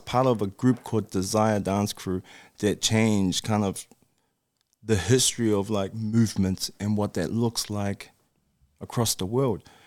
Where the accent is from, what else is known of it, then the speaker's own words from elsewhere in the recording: Auckland, New Zealand; also born or lived in Japan; I'm from New Zealand